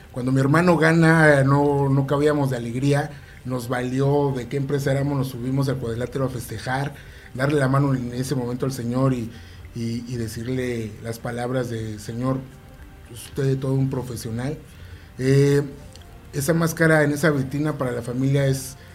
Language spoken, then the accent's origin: Spanish; Mexico City, Mexico; todos somos de allá de la Ciudad de México.